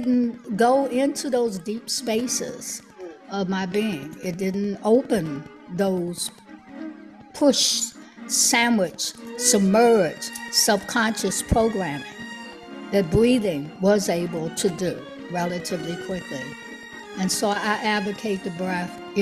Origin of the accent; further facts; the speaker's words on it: Washington, District of Columbia, United States; moved away as an adult; now in Maryland, United States; I was born and raised in Washington, D.C.